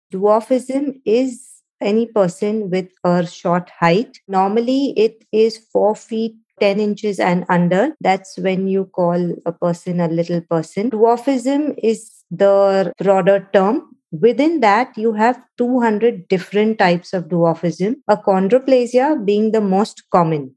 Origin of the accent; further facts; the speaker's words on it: Mumbai, Maharashtra, India; moved away as an adult; now in United Arab Emirates; I was born in Mumbai, India, to a wonderful family